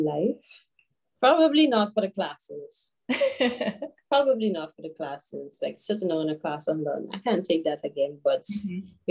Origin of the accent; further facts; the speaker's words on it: St. George's, Saint George, Grenada; I'm from Archibald Avenue, St. George